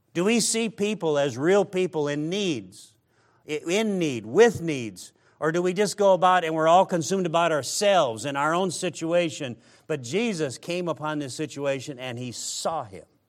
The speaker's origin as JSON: {"language": "English", "region": "Midwest", "country": "United States", "said": "I come from the Midwest"}